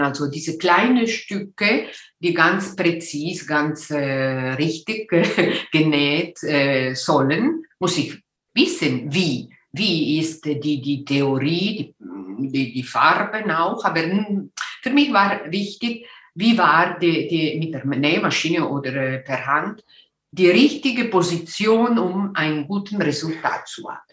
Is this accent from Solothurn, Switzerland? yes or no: no; Ticino, Switzerland; first language Italian; German is a second language; also born or lived in Göttingen / Winterthur; ich bin aus äh, Tessin, die italienische Teil äh, vom äh, Switzerland